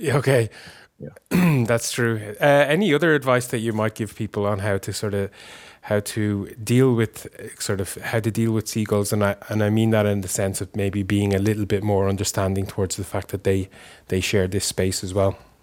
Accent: Ireland; now in Finland

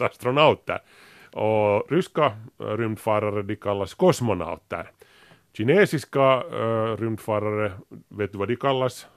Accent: Grankulla, Uusimaa, Finland; när vi var unga och bodde i Grankula

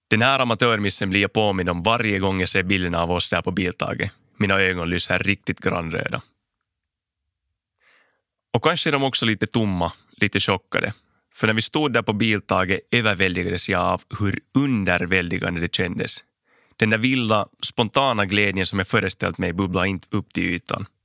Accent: Ingå, Uusimaa, Finland; now in Helsinki, Finland; Jag är född och uppvuxen i Finlands rallymecka, Ingo. Idag bor jag i Helsingfors där jag studerar ekonomi vid Hanken vid sidan av min karriär som rallyförare. Men Ingo är nog fortfarande min riktiga hemmatrakt

